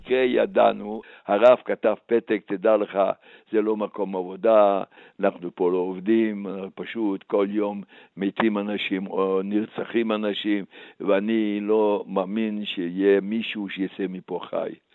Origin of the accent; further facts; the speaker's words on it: a small town in eastern Slovakia, Slovakia; Hebrew is a second language; moved away as an adult; also born or lived in Košice; now in Israel; אני נולדתי וגדלתי בעיירה קטנה במזרח סלובקיה